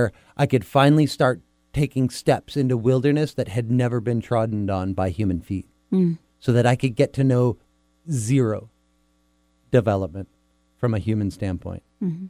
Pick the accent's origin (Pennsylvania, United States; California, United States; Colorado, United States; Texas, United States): Colorado, United States; Evergreen; moved away as an adult; now in Aysén Region, Chile; my little mountain town where I grew up in Evergreen, Colorado